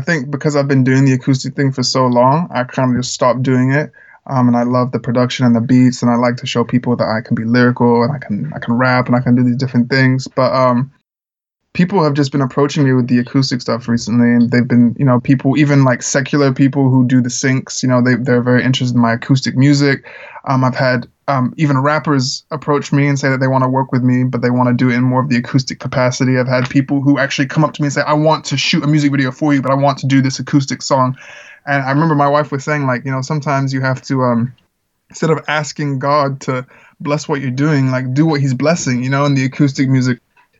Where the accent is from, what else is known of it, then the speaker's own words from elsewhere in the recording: Czechia; You know, I grew up in the Czech Republic where there's a lot of like American missionaries, and my family and I weren't missionaries